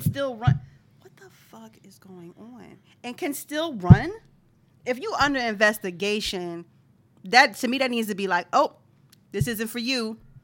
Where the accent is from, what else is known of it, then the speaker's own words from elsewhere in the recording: Philadelphia, Pennsylvania, United States; I'm from Philadelphia. Philadelphia is a city, so I'm considered a Philadelphian